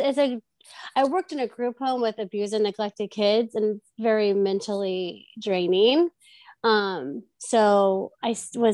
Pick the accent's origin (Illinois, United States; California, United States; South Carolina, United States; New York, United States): California, United States; Orange; I grew up in Orange and then went to high school, elementary school, middle school, high school, all in Orange